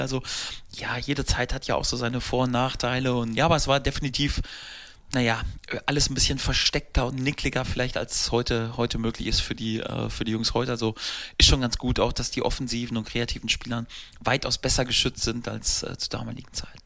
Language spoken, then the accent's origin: German; Steinhausen, North Rhine-Westphalia, Germany; also born or lived in Paderborn; Ein äh, kleiner Ort, wo ich, äh, wo ich aufgewachsen bin, wo mein Elternhaus äh, aus war und habe dann äh, die ersten Jahre im Jugendbereich da beim äh, SV Steinhausen verbracht